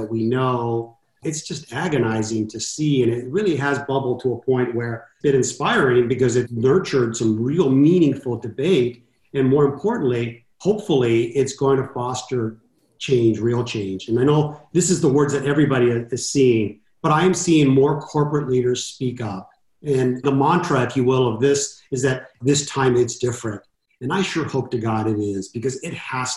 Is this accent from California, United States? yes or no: yes; Los Angeles, California, United States; growing up in Southern California in East